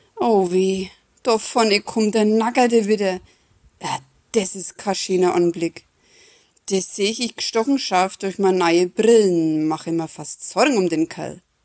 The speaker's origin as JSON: {"language": "German", "town": "Neustadt an der Aisch", "region": "Bavaria", "country": "Germany", "tie": "born or raised there", "said": "bei uns in Neustadt"}